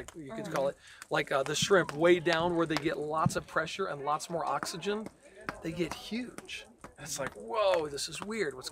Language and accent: English; Peoria, Illinois, United States; I was born in Peoria